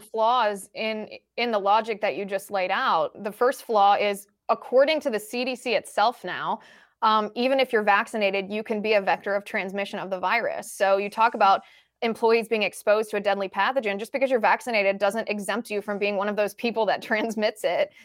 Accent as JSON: {"language": "English", "country": "United States", "said": "as an American citizen"}